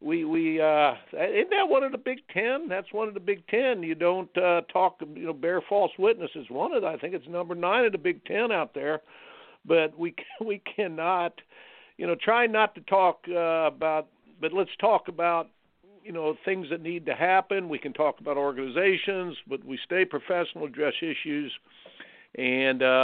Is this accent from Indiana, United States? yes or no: yes; Indiana, United States; moved away; I grew up in Indiana.